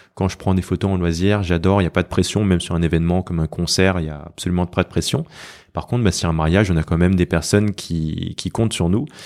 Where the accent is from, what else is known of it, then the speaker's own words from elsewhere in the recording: France; j'ai toujours vécu en France